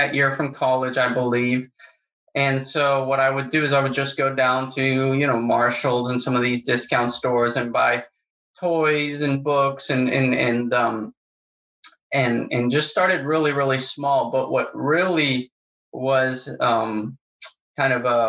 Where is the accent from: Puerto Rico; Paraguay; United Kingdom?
Paraguay; moved away as an adult; also born or lived in Oklahoma; now in Florida, United States; I grew up in South America, I grew up in Paraguay